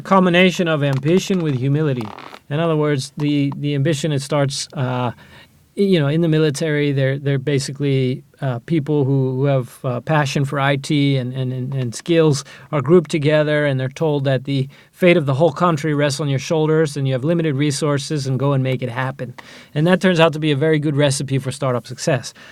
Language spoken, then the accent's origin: English; Ohio, United States; moved away as an adult; now in Israel; I grew up in Ohio in a small town